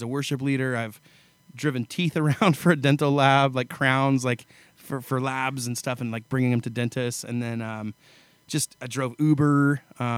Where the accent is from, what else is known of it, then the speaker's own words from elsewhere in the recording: Paradise, California, United States; moved away as an adult; now in Nashville, United States; I grew up in a small town in Northern California called Paradise, California